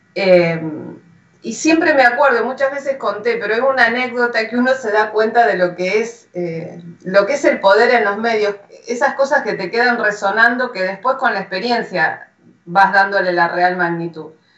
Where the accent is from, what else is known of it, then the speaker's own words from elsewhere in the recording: General Rodríguez, Buenos Aires Province, Argentina; yo soy de General Rodríguez